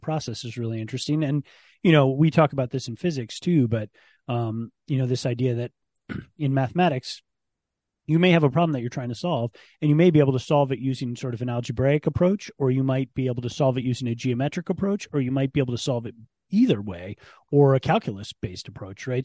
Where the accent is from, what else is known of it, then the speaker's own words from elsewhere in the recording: Ann Arbor, Michigan, United States; moved away; also born or lived in Penn State; I grew up in Ann Arbor as a Michigan football person.